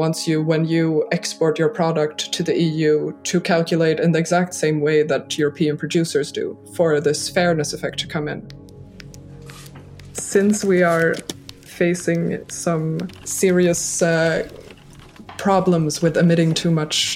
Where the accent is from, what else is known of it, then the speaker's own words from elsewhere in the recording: a small suburb outside of Stockholm, Stockholm County, Sweden; now in Brussels, Belgium; I'm from Sweden, but with a Dutch mother as well. So I grew up in a small suburb outside of Stockholm in the nature